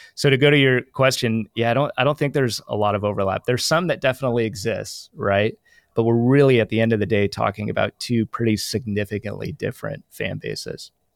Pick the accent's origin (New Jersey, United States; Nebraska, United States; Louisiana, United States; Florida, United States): Nebraska, United States; Lincoln; now in Austin, United States; I grew up in Lincoln, Nebraska, which is the home of the Huskers